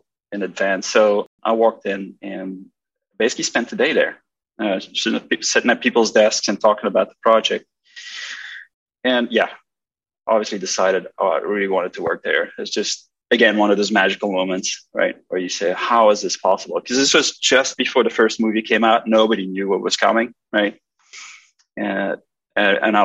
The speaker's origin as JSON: {"language": "English", "country": "Belgium", "said": "I'm from Belgium"}